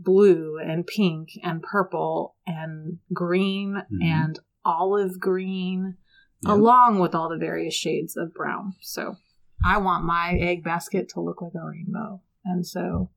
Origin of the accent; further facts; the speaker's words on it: San Diego, California, United States; moved away; I'm from San Diego